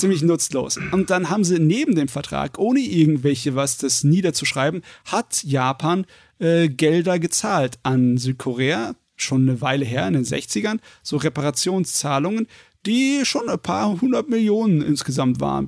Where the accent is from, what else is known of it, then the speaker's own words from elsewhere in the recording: Germany; wir sind Deutsche